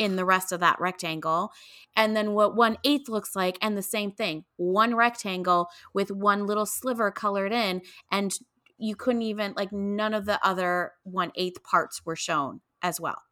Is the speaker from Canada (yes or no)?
yes; Canada; moved away; I grew up in Canada